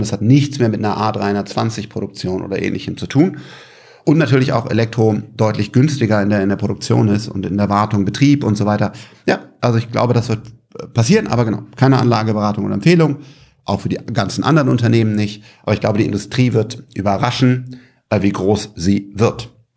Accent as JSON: {"language": "German", "country": "Germany", "said": "als Deutscher"}